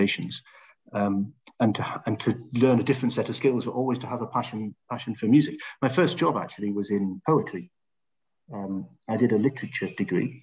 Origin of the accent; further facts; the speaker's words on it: Stanley, North East England, United Kingdom; also born or lived in Middlesbrough; I was born in Middlesbrough, and I grew up in a small town in northeast of England called Stanley